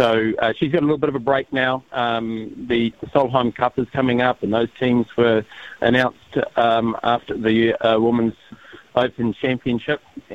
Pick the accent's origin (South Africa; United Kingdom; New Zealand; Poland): New Zealand; I'm a New Zealander of Māori descent